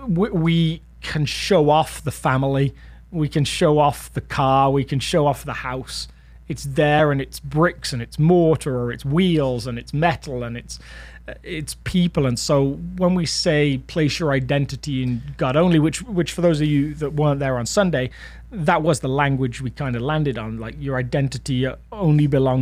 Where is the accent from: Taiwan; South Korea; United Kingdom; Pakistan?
United Kingdom; now in United States; I'm British. in case you didn't realize, in case I hadn't talked about it enough.